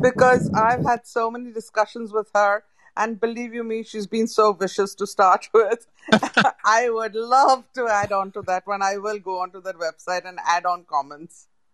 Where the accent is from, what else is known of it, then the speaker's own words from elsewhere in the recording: India; growing up in India